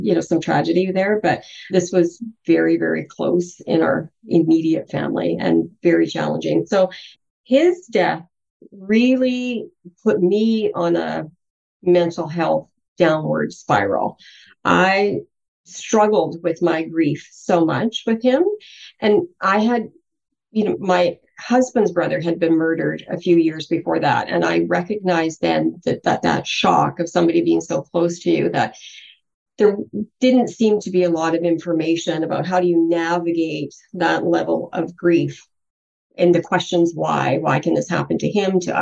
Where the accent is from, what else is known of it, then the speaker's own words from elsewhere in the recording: British Columbia, Canada; also born or lived in Rivers, Manitoba; we moved around a little bit, but settled into British Columbia when I was about 4 years old